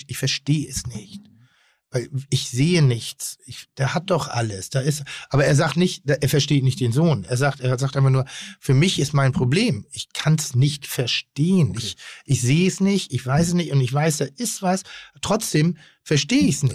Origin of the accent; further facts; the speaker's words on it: Pinneberg, Schleswig-Holstein, Germany; komme ich aus Pinneberg